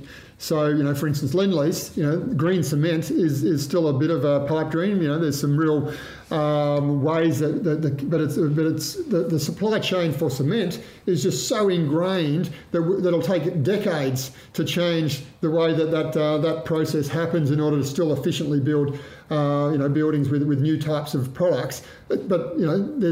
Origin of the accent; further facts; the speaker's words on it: Cowra, New South Wales, Australia; I grew up in Cowra in Western New South Wales